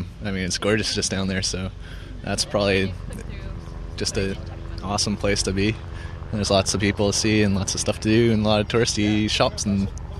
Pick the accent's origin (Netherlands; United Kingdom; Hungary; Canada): Canada; Vancouver, British Columbia; also born or lived in Richmond; I've been born and raised in Vancouver and then moved out to Richmond about 10 years ago. Yeah, so it's all right. It's a little flatter than Vancouver